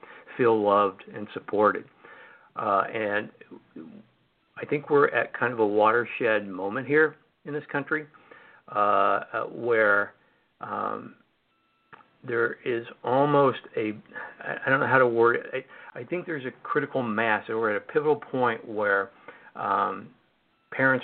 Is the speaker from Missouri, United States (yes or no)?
yes; Missouri, United States; moved away; also born or lived in Washington DC; Missouri, my home state